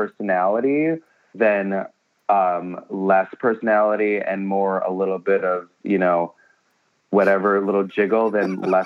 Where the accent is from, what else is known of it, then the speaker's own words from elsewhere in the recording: Wisconsin, United States; I grew up in Wisconsin